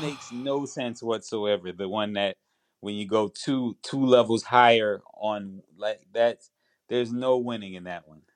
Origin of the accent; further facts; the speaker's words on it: New York, United States; I was in the inner city, man, the, the part of New York